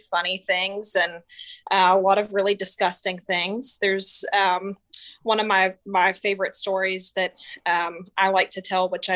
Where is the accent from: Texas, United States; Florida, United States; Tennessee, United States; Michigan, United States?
Texas, United States; now in Omaha, United States; I'm from Texas, and I currently live in Nebraska, in Omaha